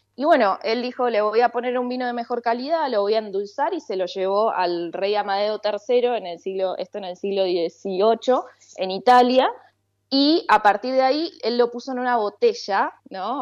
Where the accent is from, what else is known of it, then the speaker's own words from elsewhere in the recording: General Roca, Río Negro, Argentina; moved away; yo básicamente nací en Río Negro, en General Roca